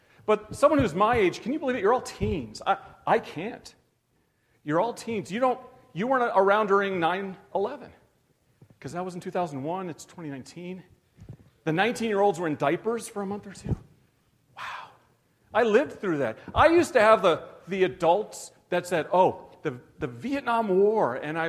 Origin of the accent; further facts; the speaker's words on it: Canada; also born or lived in United States; I'm Canadian and American. I guess that's dual.